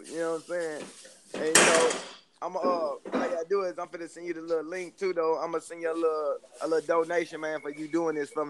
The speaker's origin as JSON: {"language": "English", "town": "Shreveport", "region": "Louisiana", "country": "United States", "said": "I'm from Shreveport, Louisiana."}